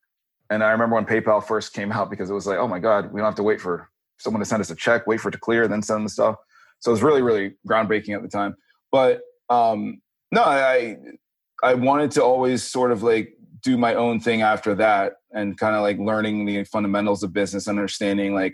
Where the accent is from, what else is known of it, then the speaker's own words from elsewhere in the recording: Tallahassee, Florida, United States; moved away as an adult; also born or lived in New York City / Philadelphia; now in California, United States; I grew up in Northern Florida in Tallahassee and have lived now in California for the last 7 years